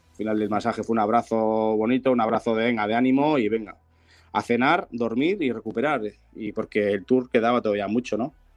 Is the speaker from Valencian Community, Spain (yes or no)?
no; Bilbao, Basque Country, Spain; yo soy de Bilbao